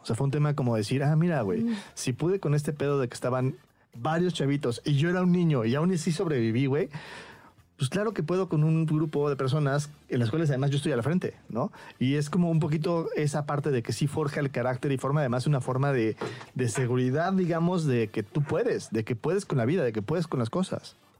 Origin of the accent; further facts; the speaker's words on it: Mexico; siendo yo eh, mexicano